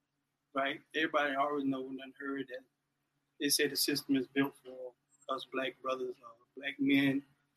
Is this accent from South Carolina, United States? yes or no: yes; Bowman, South Carolina, United States; I'm from Bowman.